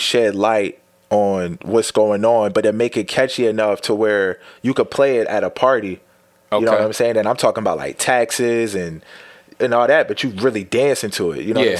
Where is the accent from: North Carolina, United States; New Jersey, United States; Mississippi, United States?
New Jersey, United States; Blackwood; also born or lived in Bloomfield, New Jersey; I said, I'm from Blackwood. They're like, where's that at? I'm like, South Jersey.